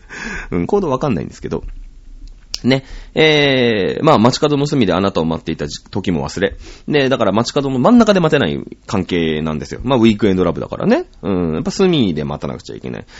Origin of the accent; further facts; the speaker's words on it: Shizuoka, Japan; 僕静岡人だから